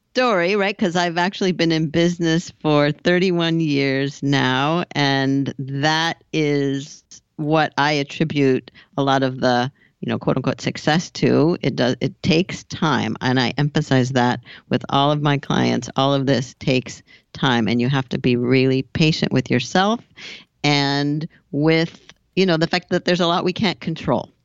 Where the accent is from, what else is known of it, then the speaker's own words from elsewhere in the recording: Southern California, United States; moved away; also born or lived in Boston / Hoboken, New Jersey / Paris; I grew up in Southern California